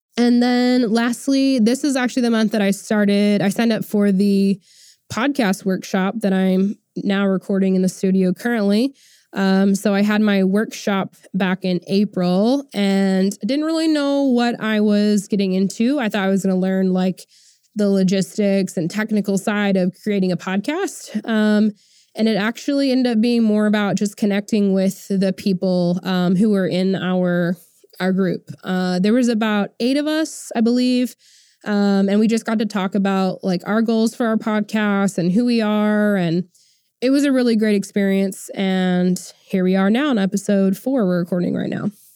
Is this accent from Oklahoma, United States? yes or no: yes; Tulsa, Oklahoma, United States; I went to Tulsa, which is, um, basically my hometown